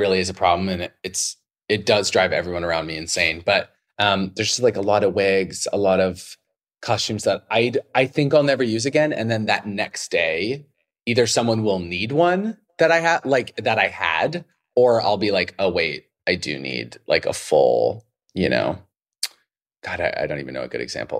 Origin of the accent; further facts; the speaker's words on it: Idaho, United States; I grew up in Idaho